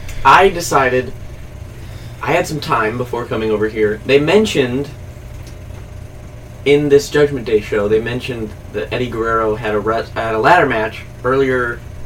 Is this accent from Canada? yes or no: yes; Edmonton, Alberta, Canada; But I'm not going to not be here on my hometown, you know.